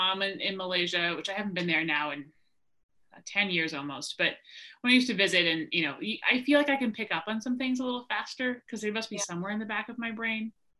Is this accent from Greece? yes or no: yes; Greece; born there; So I was born in Greece because my dad was working there.